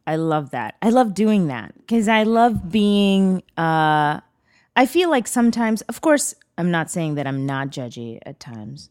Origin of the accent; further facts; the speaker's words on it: Bangalore, Karnataka, India; now in United States; I was born in Bangalore.